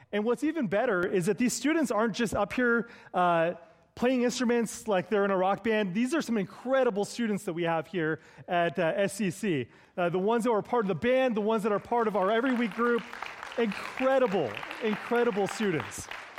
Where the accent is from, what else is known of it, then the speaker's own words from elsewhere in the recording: California, United States; I do not come from Canada. I come from the Bay Area of California.